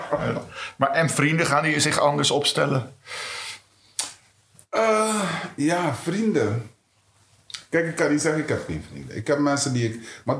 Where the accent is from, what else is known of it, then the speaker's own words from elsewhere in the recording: Netherlands; Of ik, ben, ik ben ook Nederlander.